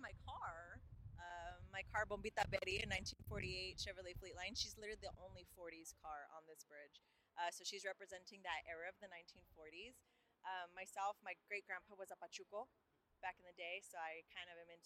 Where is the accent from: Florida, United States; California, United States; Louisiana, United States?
California, United States; Los Angeles; I'm from Boyle Heights